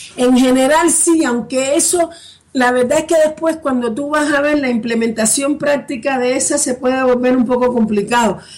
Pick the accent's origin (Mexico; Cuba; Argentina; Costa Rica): Cuba; accent: Cuban; moved away as an adult; now in Spain; yo soy cubana española, por el acento podrán ver sobre todo cubana